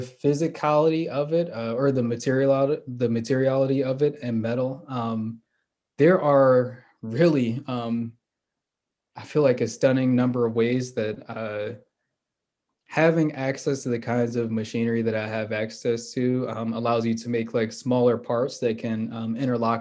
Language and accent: English; Philadelphia, Pennsylvania, United States; I grew up in Philly